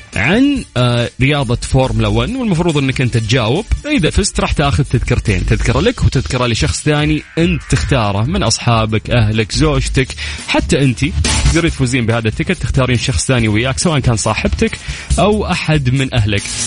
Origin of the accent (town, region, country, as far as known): Saudi Arabia